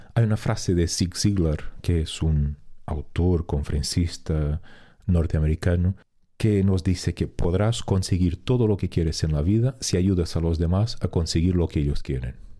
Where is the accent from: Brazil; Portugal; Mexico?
Portugal; moved away as an adult; en mi pueblo donde yo vivía en, Portugal